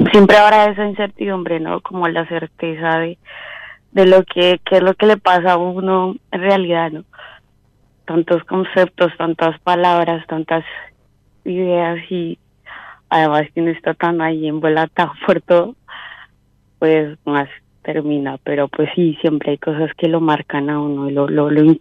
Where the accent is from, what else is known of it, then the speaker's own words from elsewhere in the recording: Huila, Colombia; ¿De eh, Colombia? ¿De